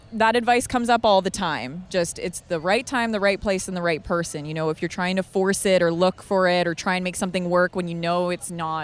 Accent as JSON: {"language": "English", "town": "Edmonton", "region": "Alberta", "country": "Canada", "tie": "born or raised there", "moved": "as an adult", "lives_now": "Victoria, Canada", "said": "I wasn't born here. I've only been living in Victoria for the last 2 years. I grew up in Edmonton."}